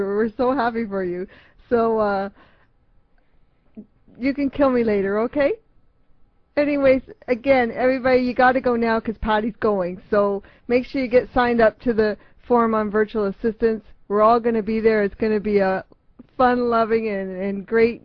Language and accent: English; Toronto, Ontario, Canada; moved away; Toronto's my hometown